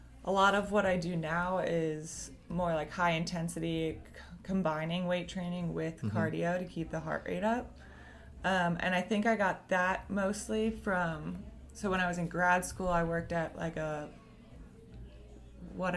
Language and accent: English; Baltimore, Maryland, United States; moved away as an adult; now in Jacksonville, United States; I grew up in Baltimore, Maryland